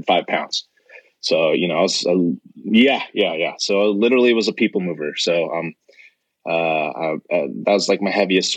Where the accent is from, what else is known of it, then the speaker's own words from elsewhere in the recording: Dana Point, California, United States; I grew up in Orange County. So if anyone is familiar there, I grew up in Southern Orange County, Dana Point